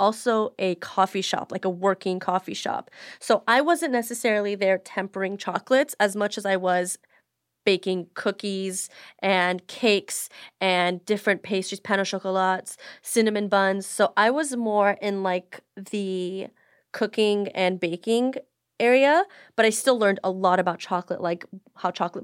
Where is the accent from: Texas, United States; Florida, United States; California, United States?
California, United States; Beverly Hills; I grew up specifically in Beverly Hills my whole entire life